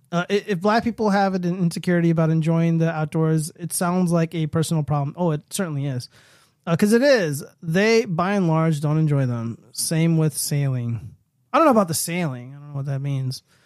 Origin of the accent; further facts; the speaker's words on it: California, United States; I'm from California